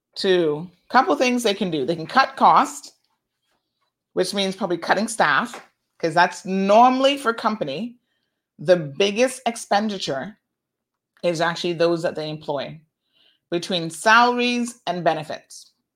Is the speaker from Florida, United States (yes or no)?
yes; Tampa, Florida, United States; my aunt that I grew up with in Tampa